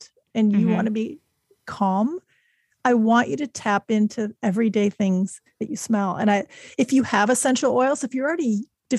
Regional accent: Chicago, Illinois, United States; also born or lived in Germany; I moved to the U.S. when I was six, to Chicago

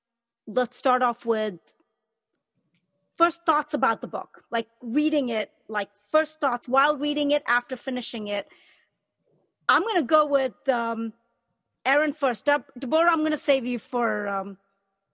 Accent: Chennai, Tamil Nadu, India; I'm a brown woman, and I was born in Chennai, India.

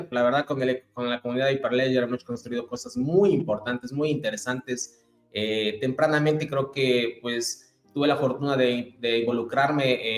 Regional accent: Ecuador; moved away as an adult; now in Chile; Yo soy ecuatoriano, como algunos de ustedes ya lo saben. a partir de, del trabajo, del emprendimiento, Llegué a Chile hace aproximadamente unos 8 o 9 años.

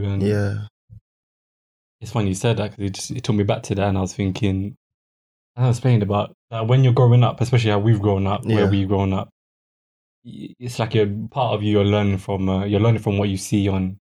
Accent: London, United Kingdom; I grew up in Charlton, in South London, Charlton.

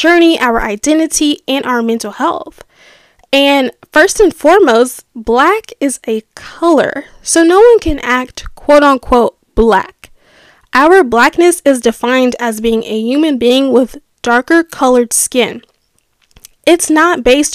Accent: United States; growing up in America

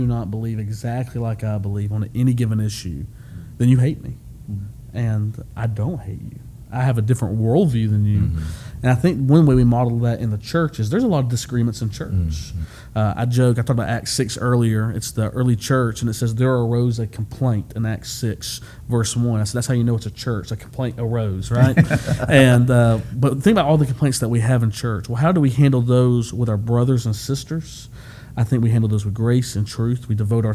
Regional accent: Alabama, United States; I'm from Alabama

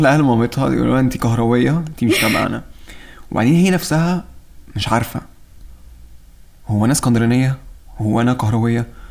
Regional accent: Egypt; في مصر احنا لطاف قوي

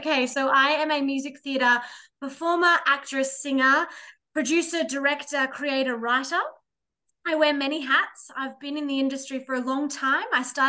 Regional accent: Bathurst, New South Wales, Australia; moved away as an adult; also born or lived in Queensland; back in my hometown of Bathurst.

